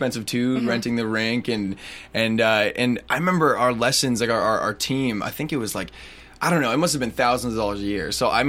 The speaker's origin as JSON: {"language": "English", "country": "Canada", "said": "I'm from Canada"}